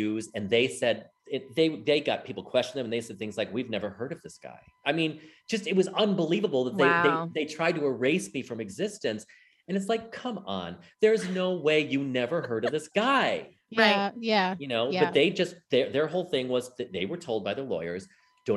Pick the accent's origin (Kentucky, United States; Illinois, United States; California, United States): Illinois, United States; Chicago; I'm from Chicago.